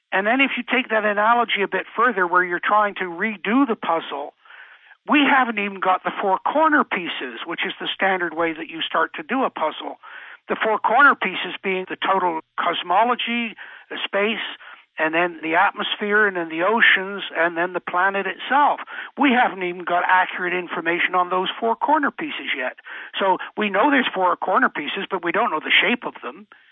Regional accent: England, United Kingdom; moved away; me growing up in England

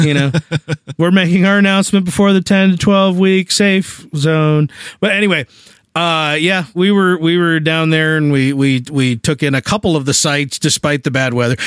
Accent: Springfield, United States; moved away; Springfield, my hometown

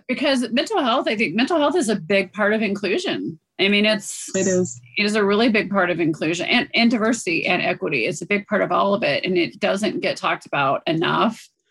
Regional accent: South India, India; moved away; I grew up in Southern India

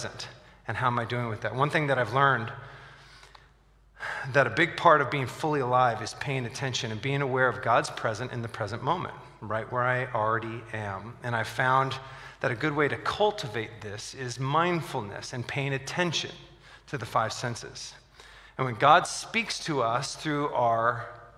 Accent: Southern California, United States; When I was growing up, I grew up in Southern California

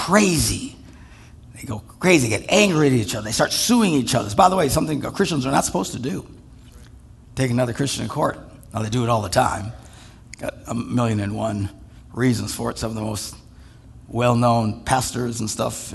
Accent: Wisconsin, United States; we're from Wisconsin

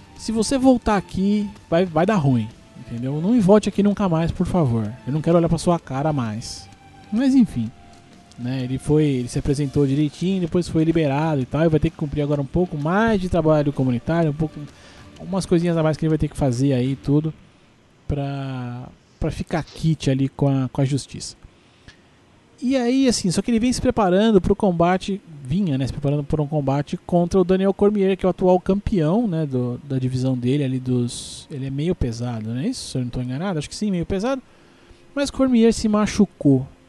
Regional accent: Brazil; also born or lived in Guarulhos; pelo menos como brasileiro besta

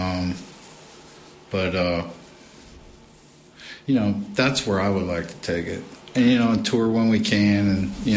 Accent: the South, United States; we're from the South

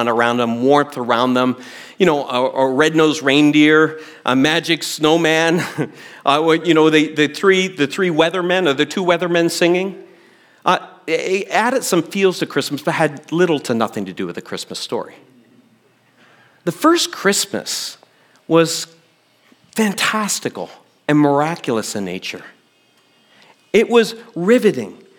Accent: Canada; a Gen X kid growing up in Canada

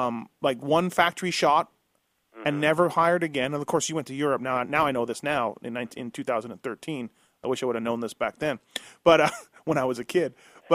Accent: Canada; growing up in Canada

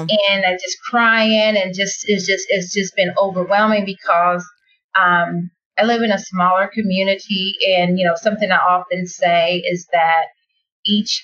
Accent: Muncie, Indiana, United States; I am from Indiana, Muncie, Indiana, to be exact.

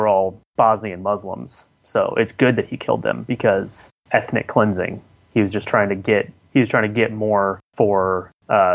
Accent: United States; I'm American

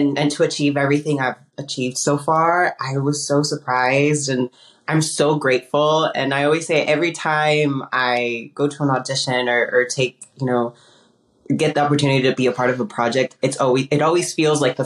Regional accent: Lincoln, California, United States; English is a second language; also born or lived in Uruapan, Michoacán, Mexico / Patterson, California / Los Angeles; I was born in Mexico, in Naurapan, Michoacan, Mexico, and I grew up in Northern California

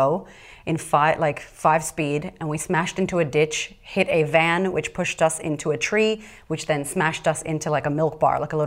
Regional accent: Boston, Massachusetts, United States; moved away as an adult; also born or lived in California / Florida; I was raised in Boston with wolves

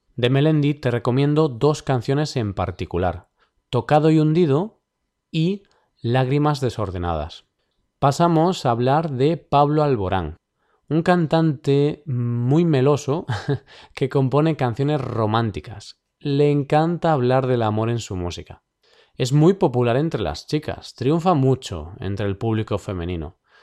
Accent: Vigo, Galicia, Spain; Vigo, mi ciudad natal

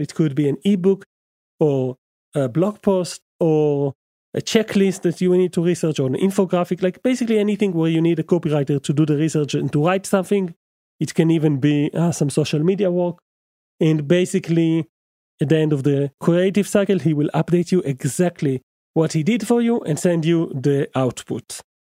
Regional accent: Israel; English is a second language; English is my second language, as you must, must have guessed. I'm from Israel

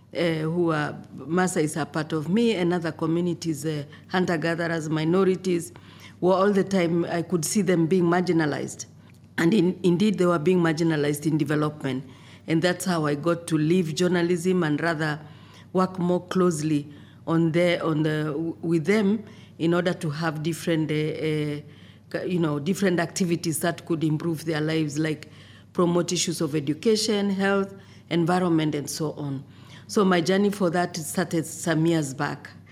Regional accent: Kenya; I come from Kenya.

